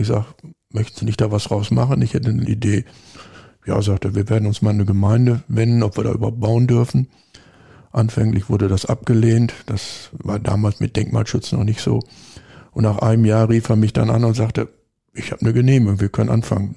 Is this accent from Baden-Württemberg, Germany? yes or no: no; Lemgo, North Rhine-Westphalia, Germany; moved away as an adult; also born or lived in Switzerland / Black Forest; now in Bad Sassendorf, Germany; Wir kommen beide aus Lemgo, Lippe